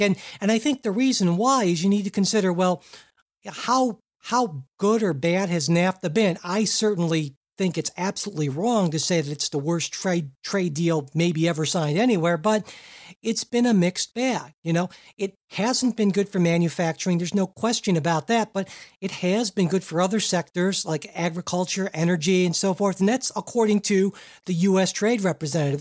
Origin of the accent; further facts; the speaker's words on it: Cleveland, Ohio, United States; from Cleveland, Ohio, my hometown